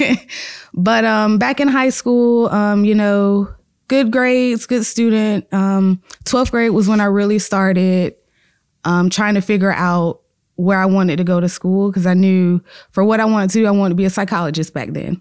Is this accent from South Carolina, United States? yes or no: yes; Chester, South Carolina, United States; It's only an hour and thirty minutes away from where I live 'cause I'm from Chester, South Carolina